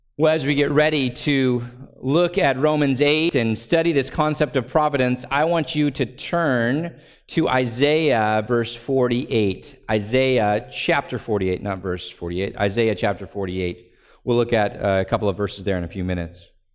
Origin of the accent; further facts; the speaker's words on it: United States; we're American, so we have this built-in distrust of kings